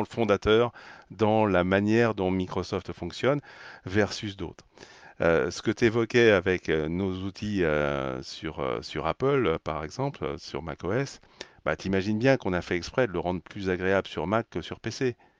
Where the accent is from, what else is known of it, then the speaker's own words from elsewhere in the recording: France; en tant que Français